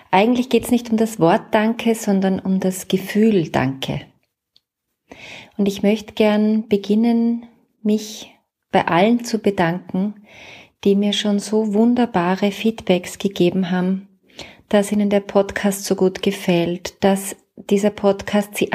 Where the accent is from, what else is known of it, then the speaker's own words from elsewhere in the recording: Salzburg, Austria; now in Vienna, Austria; also ich bin ja Salzburgerin, aber schon lange in Wien